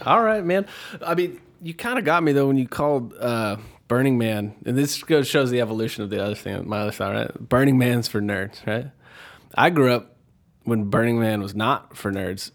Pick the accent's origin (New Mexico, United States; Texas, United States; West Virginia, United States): Texas, United States; Houston; growing up in Houston